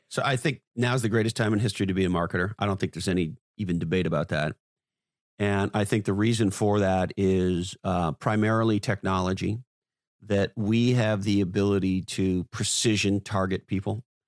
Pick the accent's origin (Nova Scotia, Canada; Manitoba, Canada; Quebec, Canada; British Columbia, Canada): Quebec, Canada; Montreal; moved away as an adult; also born or lived in Toronto / Silicon Valley; now in Santa Cruz, United States; I grew up in Montreal, Canada